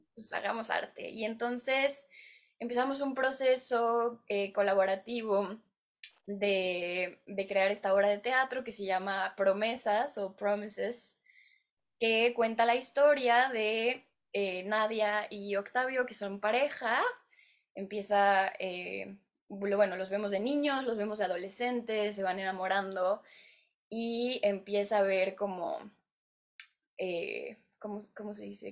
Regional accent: Mexico; moved away as an adult; now in Los Angeles, United States; yo soy mexicana y aquí estoy en Hollywood

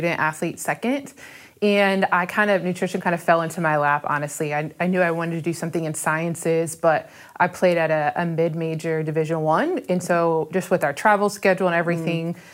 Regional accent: Austin, Texas, United States; moved away as an adult; now in Memphis, United States; I'm originally from Austin, Texas

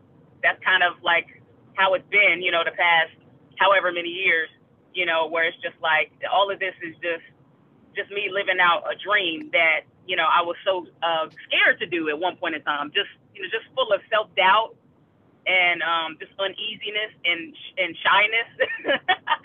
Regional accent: Raleigh, North Carolina, United States; born or raised there

